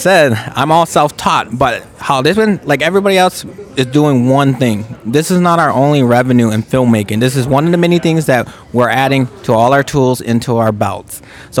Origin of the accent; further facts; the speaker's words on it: Chicago, Illinois, United States; also born or lived in Albuquerque, New Mexico; I was born in Albuquerque but left at a young age. Left at the age of three, and I grew up on the south side of Chicago, Illinois. So at the end of the day, we call Chicago our home because that's where we're from.